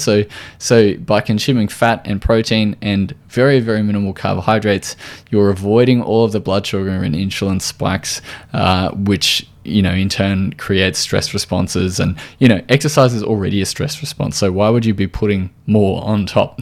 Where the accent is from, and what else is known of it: Australia